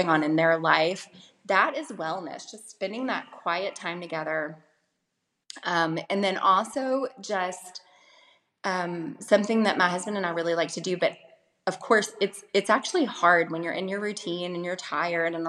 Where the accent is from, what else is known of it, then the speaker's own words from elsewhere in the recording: the Bible Belt, United States; I grew up in the Bible Belt in the States